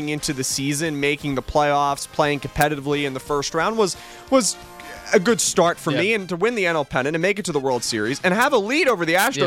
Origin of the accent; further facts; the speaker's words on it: Philadelphia, Pennsylvania, United States; I'm from Philly